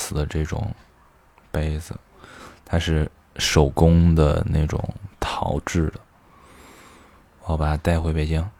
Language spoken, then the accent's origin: Chinese; Xi'an, Shaanxi, China; accent: Xi'an; 虽然我的西安的朋友都说我的普通话很标准，但我每次一回来待久了，我还是会觉得我有的时候说话有那个西安味儿